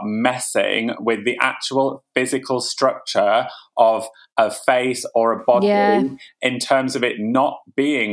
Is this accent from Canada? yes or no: no; Ilkley, Yorkshire and the Humber, United Kingdom; moved away; I was born in Ilkley. I used to go to Betty's after school